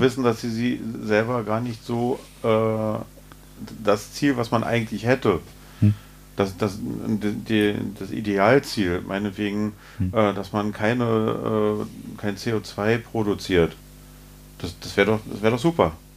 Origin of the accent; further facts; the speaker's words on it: Berlin, Germany; Wir äh, als Berliner